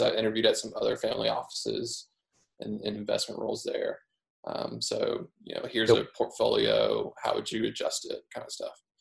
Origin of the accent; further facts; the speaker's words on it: Midwest, United States; moved away as an adult; also born or lived in Southeast US / Northeast US; I grew up in the Midwest on a small farm